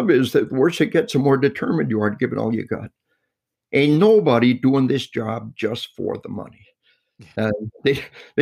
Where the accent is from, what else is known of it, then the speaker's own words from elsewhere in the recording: Arkansas, United States; we are from Arkansas